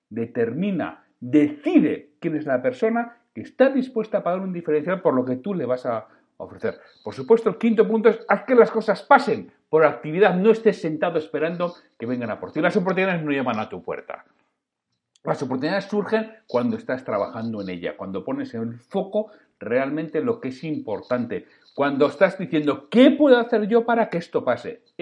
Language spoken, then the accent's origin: Spanish; Bilbao, Basque Country, Spain; mira, pues los que somos de Bilbao, pues podemos pagar el precio más caro.